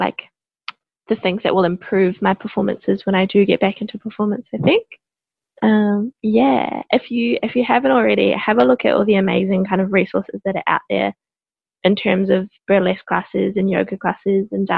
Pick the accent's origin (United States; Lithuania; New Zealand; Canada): New Zealand; moved away as an adult; now in Melbourne, Australia; I am from New Zealand. Been in Melbourne for coming up 3 years now.